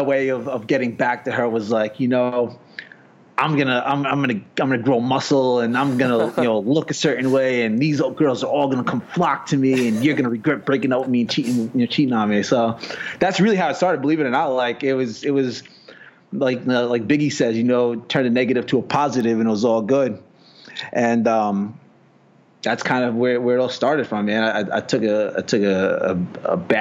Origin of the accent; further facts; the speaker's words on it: New York, United States; also born or lived in New Jersey; I'm originally from New York. Spent a lot of time in Jersey